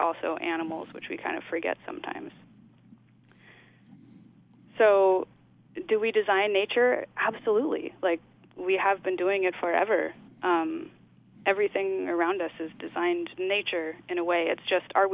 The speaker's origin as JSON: {"language": "English", "town": "Oakland", "region": "California", "country": "United States", "tie": "born or raised there", "also_born_or_lived": "New York", "moved": "as an adult", "said": "I grew up in Oakland, and my parents are also artists"}